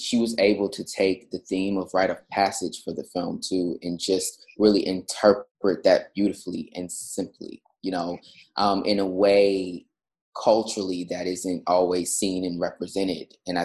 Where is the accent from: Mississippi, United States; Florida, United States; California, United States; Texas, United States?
Texas, United States; Houston; I'm from Houston, Texas.